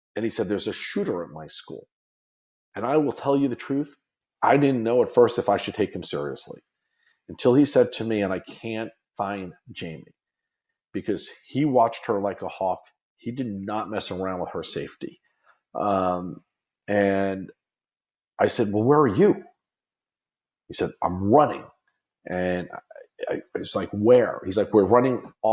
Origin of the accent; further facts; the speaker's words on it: Long Island, New York, United States; moved away as an adult; now in Florida, United States; Growing up on Long Island